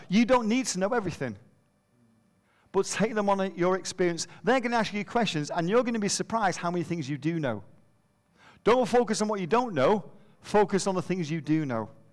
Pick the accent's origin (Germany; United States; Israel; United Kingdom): United Kingdom; Manchester, North West England; moved away; we're from Manchester